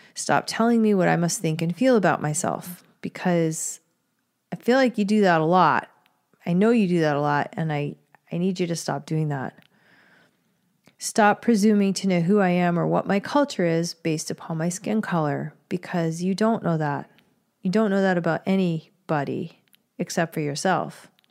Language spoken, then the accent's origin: English; Texas, United States; I'm from Texas